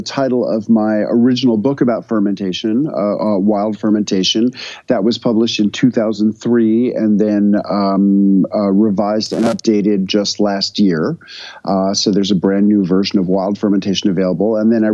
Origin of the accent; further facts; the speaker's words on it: New York City, New York, United States; moved away as an adult; now in Tennessee, United States; I moved from New York to a community in rural Tennessee